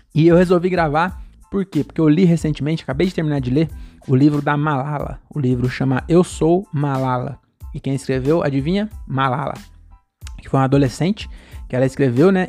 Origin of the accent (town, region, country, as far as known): Brazil